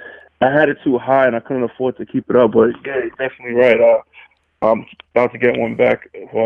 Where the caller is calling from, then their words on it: Connecticut, United States; I'm calling from Connecticut.